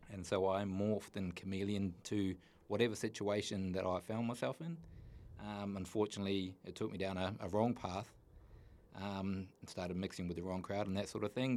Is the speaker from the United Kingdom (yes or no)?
no; New Zealand; I grew up in New Zealand, a little place called Tookarora in the middle of the North Island